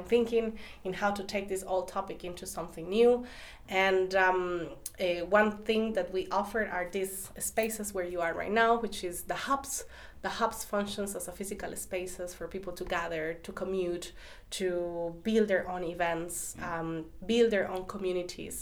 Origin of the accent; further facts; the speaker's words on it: Costa Rica; moved away as an adult; now in Berlin, Germany; I'm coming from Costa Rica